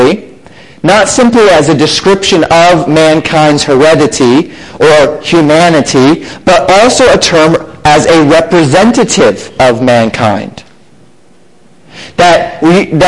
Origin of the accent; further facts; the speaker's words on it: Colorado, United States; also born or lived in Florida; now in Buffalo, Minnesota, United States; growing up in Colorado and living in Florida for so many years and now being up here in Minnesota